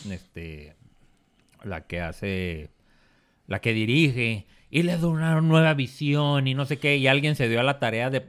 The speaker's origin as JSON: {"language": "Spanish", "country": "Mexico", "said": "Entonces yo soy mexicano."}